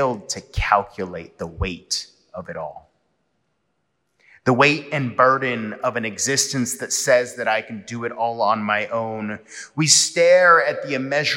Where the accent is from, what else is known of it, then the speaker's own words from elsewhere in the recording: San Diego, California, United States; now in Atlanta, United States; Growing up in San Diego, we would often cross the Coronado Bridge